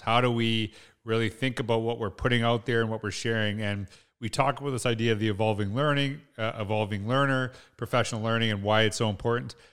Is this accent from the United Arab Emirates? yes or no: no; Saskatchewan, Canada; also born or lived in Alberta; now in Edmonton, Canada; I grew up in Canada. I grew up in small town Saskatchewan, lived in Alberta